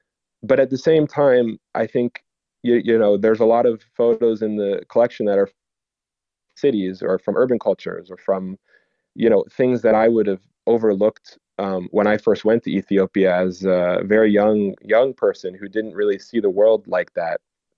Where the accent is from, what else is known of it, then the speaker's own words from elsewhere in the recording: Canada; it's about a American tradition that I like grew up with as growing up in Canada